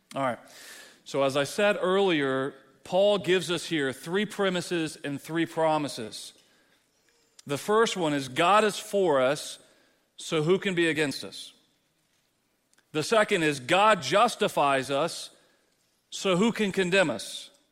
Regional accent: Texas, United States; moved away; as a Texan

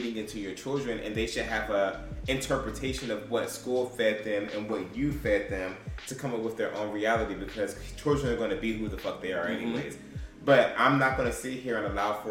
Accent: United States; also born or lived in Georgia; I'm American, and my ancestors fought for that shit

